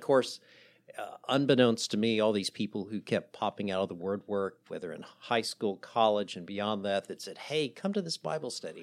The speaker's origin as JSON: {"language": "English", "region": "the South", "country": "United States", "said": "I'm married to a Southern gal. We're from the South"}